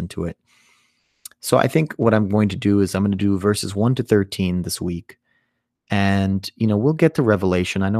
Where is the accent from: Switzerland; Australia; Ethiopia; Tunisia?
Ethiopia; In the Ethiopian culture